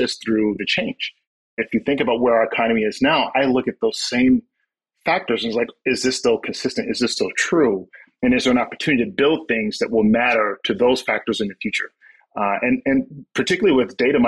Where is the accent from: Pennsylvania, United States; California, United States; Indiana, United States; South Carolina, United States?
South Carolina, United States; moved away as an adult; also born or lived in New York City; I am originally from South Carolina. I'm from the outskirts of a small town. I will tell you that we had two traffic lights